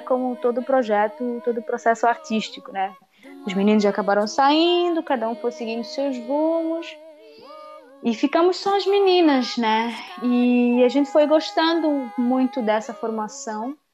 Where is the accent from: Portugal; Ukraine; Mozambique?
Mozambique; moved away as an adult; now in São Paulo, Brazil; mas eu sou moçambicana